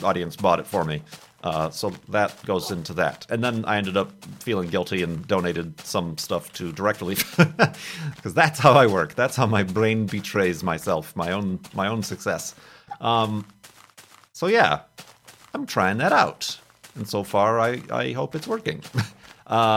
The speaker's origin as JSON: {"language": "English", "town": "Chicago", "region": "Illinois", "country": "United States", "tie": "born or raised there", "also_born_or_lived": "Arizona", "moved": "yes", "said": "I grew up in the Chicago area"}